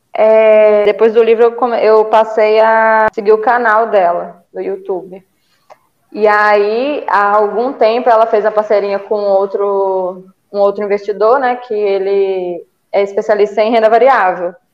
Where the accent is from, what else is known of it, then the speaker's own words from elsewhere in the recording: Ceará, Brazil; moved away as an adult; also born or lived in Belo Horizonte; now in Minas Gerais, Brazil; sou do Ceará, é, mas moro em Minas há 12 anos, vim para estudar, acabei ficando